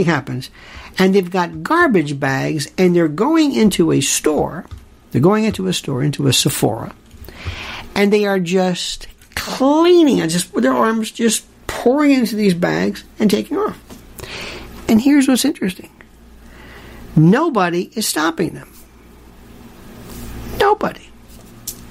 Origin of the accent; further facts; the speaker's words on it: Florida, United States; Growing up in Florida